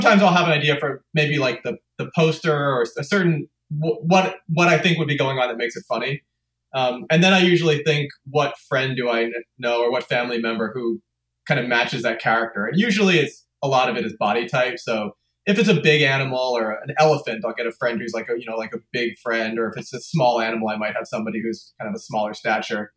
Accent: New York, United States; also born or lived in Los Angeles; I was born in LA, but I grew up in New York.

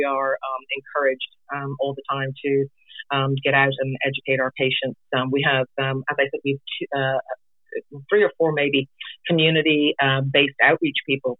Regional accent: Ireland; also born or lived in England / Florida; now in Juneau, United States; I was actually born and raised in Ireland, and I lived in England as well for a period of 4 years.

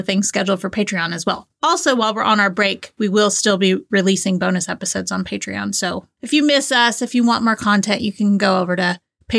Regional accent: Georgia, United States; accent: Southern; like, I grew up in Northwest Georgia, just on the other side of Chattanooga, Tennessee. I feel like when I moved away, I kind of lost my Southern accent.

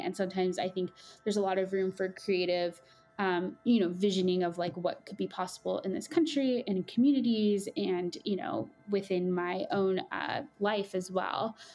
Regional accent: Coachella Valley, California, United States; moved away as an adult; I am originally from the Coachella Valley, which is about two and a half hours south of Los Angeles in California

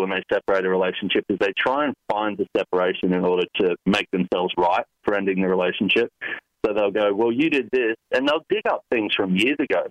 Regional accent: Sunshine Coast, Queensland, Australia; now in Los Angeles, United States; grew up in Australia

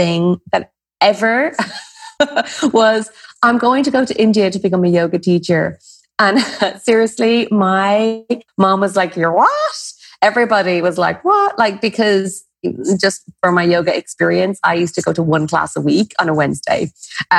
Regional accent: Ireland; Everyone has a pub somewhere in their lineage as an Irish person

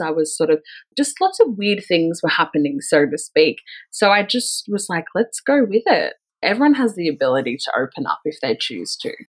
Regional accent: Melbourne, Victoria, Australia; I'm originally from Melbourne, in like suburbia Melbourne, and I grew up in a pretty like white suburban town.

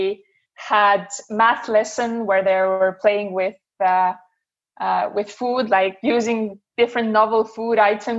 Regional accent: Estonia; moved away; also born or lived in Denmark; I'm originally from Estonia

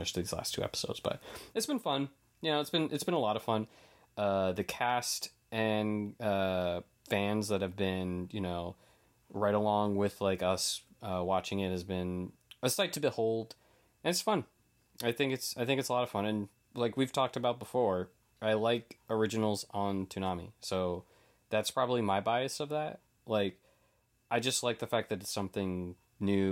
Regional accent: New England, United States; I'm from New England

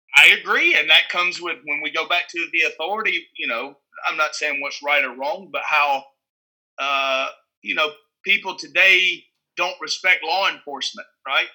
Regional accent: Newnan, Georgia, United States; my hometown okay. is Newnan

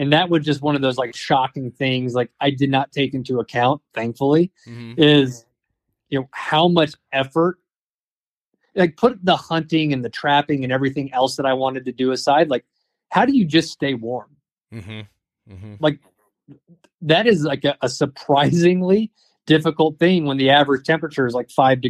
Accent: Southeastern United States, United States; I grew up in the Southeast where it was warm. Like, I didn't have a wood burning stove.

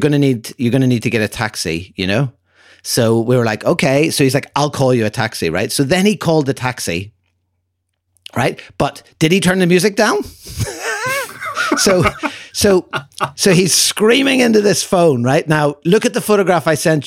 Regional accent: Ireland; where are you from? And I said, Ireland

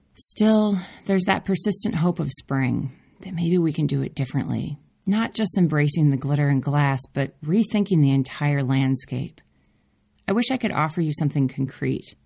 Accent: Minneapolis, Minnesota, United States; moved away as an adult; now in Oakland, United States; Growing up in Minneapolis, I had more seasons than I could handle

